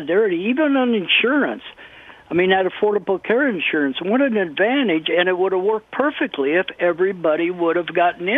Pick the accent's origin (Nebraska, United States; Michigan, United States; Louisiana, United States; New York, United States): Nebraska, United States; moved away as an adult; also born or lived in California; when I graduated from high school in 1966, I moved to California from Nebraska.